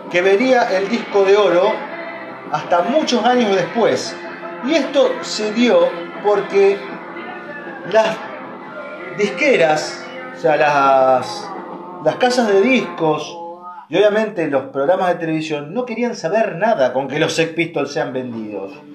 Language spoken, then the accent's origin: Spanish; Argentina